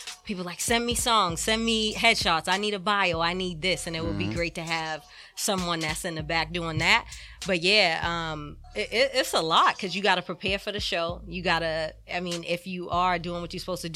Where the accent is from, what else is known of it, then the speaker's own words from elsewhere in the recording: Boston, Massachusetts, United States; I'm from Boston, Mass, by way of everywhere else as well